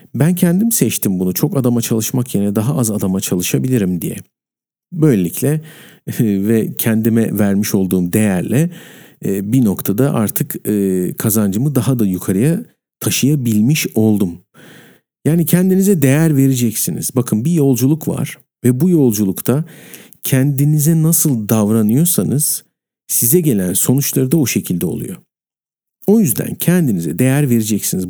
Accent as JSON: {"language": "Turkish", "country": "Turkey", "said": "ben Türk'üm"}